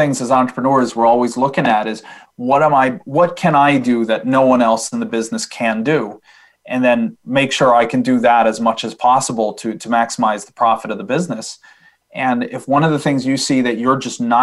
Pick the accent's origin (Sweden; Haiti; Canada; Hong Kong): Sweden; I'm from Sweden